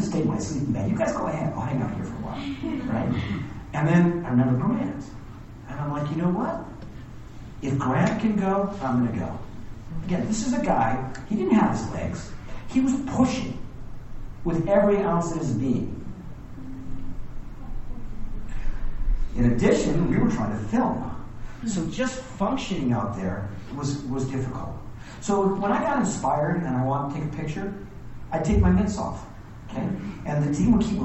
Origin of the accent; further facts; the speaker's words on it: Hawaii, United States; now in Lake Tahoe, United States; I was born and raised in Hawaii